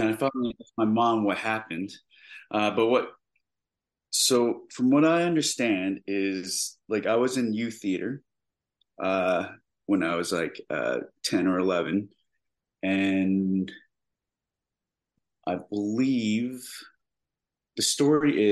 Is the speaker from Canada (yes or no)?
yes; Canada; I am Canadian